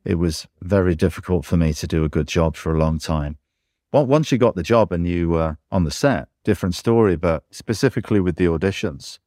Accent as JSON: {"language": "English", "region": "England", "country": "United Kingdom", "said": "I'm English"}